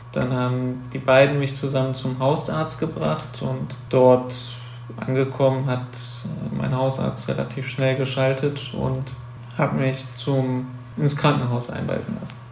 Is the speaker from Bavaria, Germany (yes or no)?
no; Wuppertal, North Rhine-Westphalia, Germany; moved away as an adult; now in Cologne, Germany; wohne zwar jetzt in Köln seit äh, sechs, sieben Jahren, und, aber ich komme ursprünglich aus Wuppertal